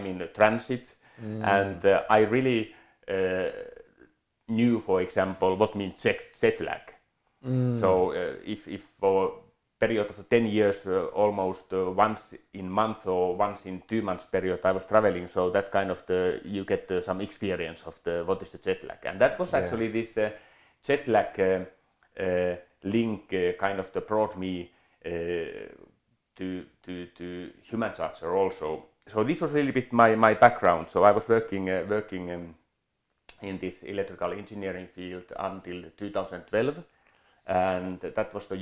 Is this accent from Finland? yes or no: yes; Finland; moved away as an adult; now in Switzerland; my background is I come from Finland. I grew up there, was born there.